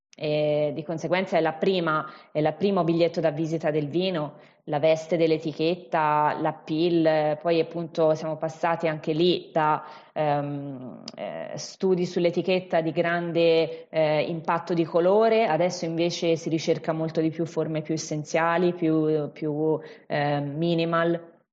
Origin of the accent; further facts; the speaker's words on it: Siena, Tuscany, Italy; accent: Tuscan; also born or lived in Chianti Classico; si sentirà poi magari più avanti dal, dall'accento, io sono toscana, in particolare sono di Siena